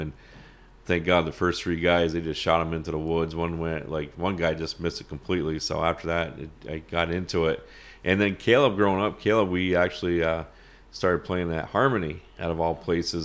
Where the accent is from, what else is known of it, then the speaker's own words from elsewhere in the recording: Champlain, New York, United States; growing up in Champlain, the border, I miss the days where we could cross the border freely